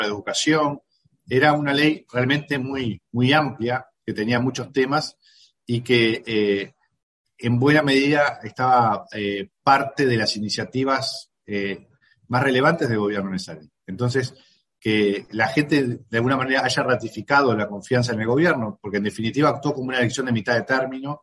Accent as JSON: {"language": "Spanish", "country": "Uruguay", "said": "los uruguayos atravesamos la pandemia"}